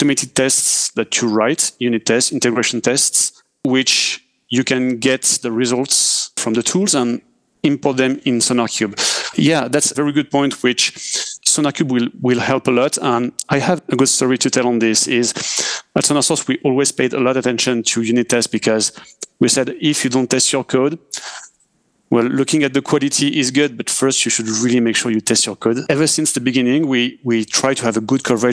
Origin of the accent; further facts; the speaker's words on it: France; accent: French; English is a second language; I'm French, as we can hear with my accent.